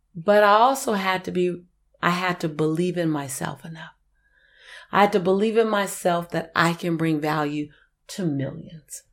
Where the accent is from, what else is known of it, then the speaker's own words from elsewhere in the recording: Los Angeles, California, United States; I was born and raised in Hollywood